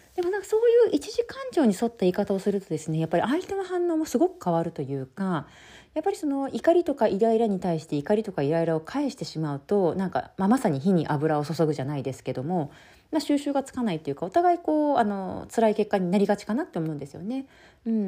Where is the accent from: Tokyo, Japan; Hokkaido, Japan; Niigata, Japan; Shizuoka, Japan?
Shizuoka, Japan; moved away as an adult; 地元の静岡